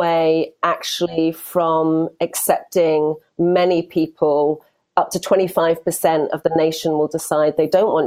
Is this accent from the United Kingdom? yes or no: yes; United Kingdom; accent: British; also born or lived in Europe; now in United States; probably you can tell by my accent. I'm also British, but I'm based here in America